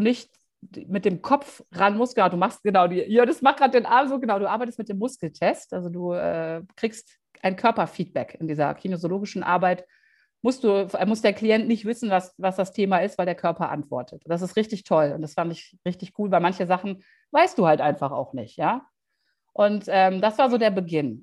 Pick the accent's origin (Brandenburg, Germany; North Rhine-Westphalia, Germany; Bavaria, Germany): North Rhine-Westphalia, Germany; Düsseldorf; moved away as an adult; nach Düsseldorf in meine Heimatstadt